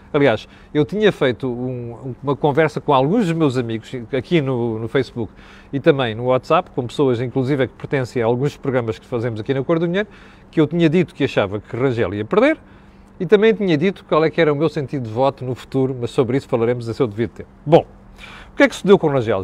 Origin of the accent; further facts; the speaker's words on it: Mozambique; no dialeto da minha terra em Moçambique